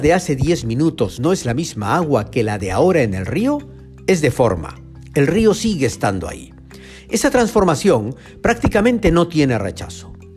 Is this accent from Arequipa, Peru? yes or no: yes; Arequipa, Peru; Yo crecí en Arequipa, a cuatro calles del río Chile